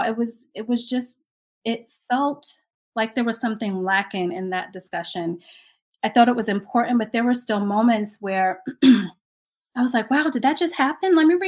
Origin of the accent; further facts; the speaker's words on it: New York City, New York, United States; I grew up in Brooklyn. I grew up in the projects in Brooklyn